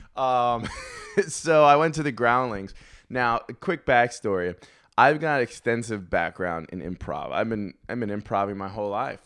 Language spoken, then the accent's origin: English; New York, United States; I was from New York